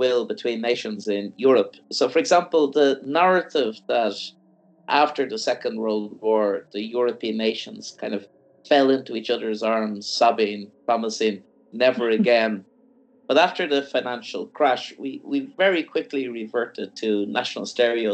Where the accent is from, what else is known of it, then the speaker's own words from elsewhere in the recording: Ireland; I'm from Ireland